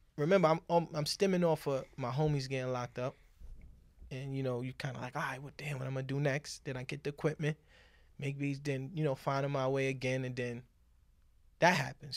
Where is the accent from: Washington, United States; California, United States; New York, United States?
New York, United States; New York City; I grew up on Manhattan Avenue and Lenox Avenue